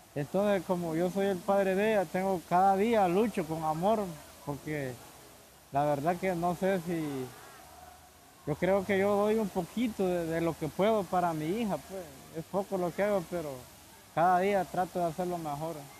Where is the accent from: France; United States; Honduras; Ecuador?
Honduras; moved away as an adult; yo salí de Honduras hace dos meses. La decisión mía, más que todo, salir de mi país es por la, por la salud de mi niña